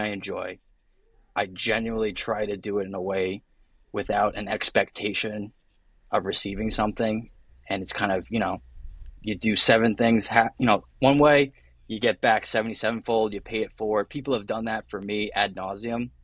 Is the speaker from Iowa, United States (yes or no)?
no; Middletown, New Jersey, United States; So I grew up in a small town called Belford within a larger town called Middletown, New Jersey.